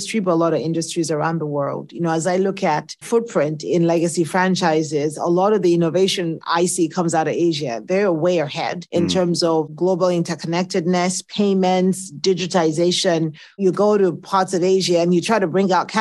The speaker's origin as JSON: {"language": "English", "country": "Nigeria", "tie": "born or raised there", "accent": "Nigerian", "moved": "yes", "lives_now": "United States", "said": "I was born in the States, but I grew up in Nigeria because my parents are academics"}